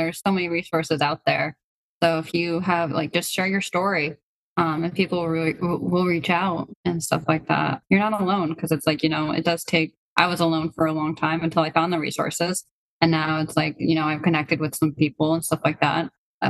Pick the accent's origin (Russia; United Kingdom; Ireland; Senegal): Russia; born there; I was born from Russia, you know, I do have these things and stuff like